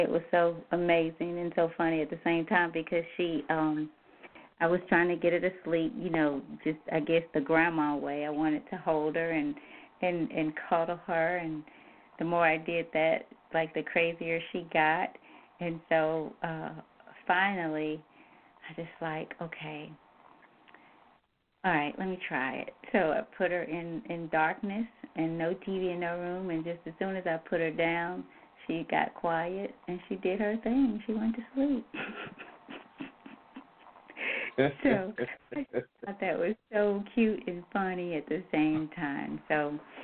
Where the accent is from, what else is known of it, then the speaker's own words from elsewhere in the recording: the South, United States; I grew up in the South, I now need to stay in the South